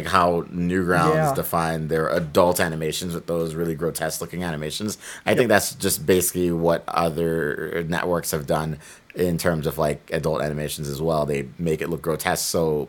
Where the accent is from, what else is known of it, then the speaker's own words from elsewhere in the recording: Los Angeles, California, United States; I'm from LA. Like the actual city of LA.